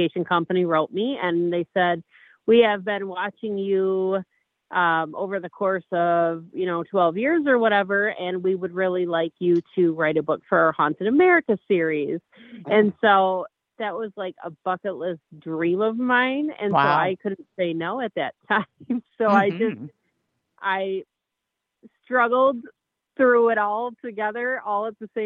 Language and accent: English; Bay City, Michigan, United States; I am from Bay City, Michigan.